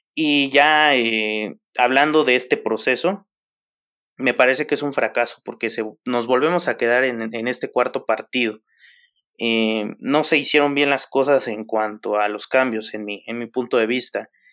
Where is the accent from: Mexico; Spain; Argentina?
Mexico; nosotros como somos mexicanos